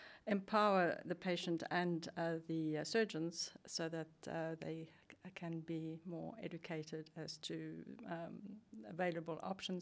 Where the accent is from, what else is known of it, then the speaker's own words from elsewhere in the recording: South Africa; now in Sweden; I'm from South Africa originally, and have been.